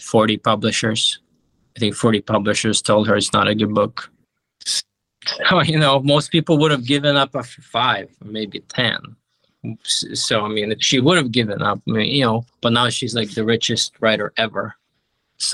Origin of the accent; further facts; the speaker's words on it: Ukraine; moved away; I grew up in Ukraine